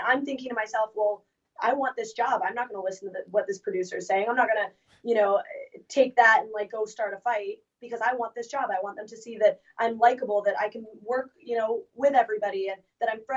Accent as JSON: {"language": "English", "country": "Canada", "said": "as a Canadian"}